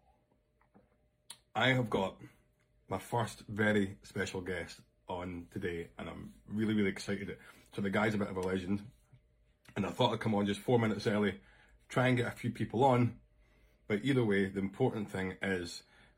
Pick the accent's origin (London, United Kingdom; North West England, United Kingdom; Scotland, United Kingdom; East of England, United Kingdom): Scotland, United Kingdom; I'm Scottish